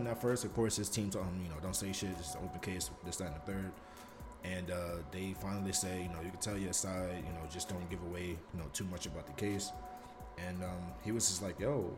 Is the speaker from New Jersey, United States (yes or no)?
no; New York City, New York, United States; the Bronx, my hometown